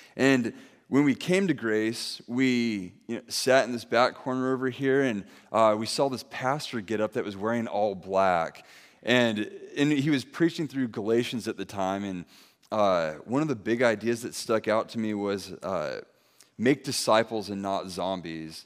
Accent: Santa Maria, California, United States; also born or lived in San Dimas, California / Ventura, California; my wife and I, we grew up here in Santa Maria.

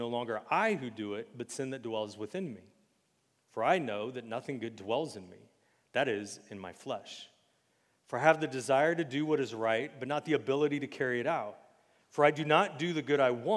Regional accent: United States; we're all American

